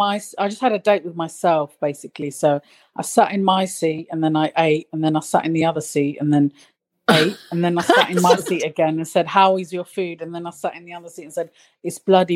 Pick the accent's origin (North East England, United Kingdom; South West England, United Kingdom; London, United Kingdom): London, United Kingdom; I'm from East London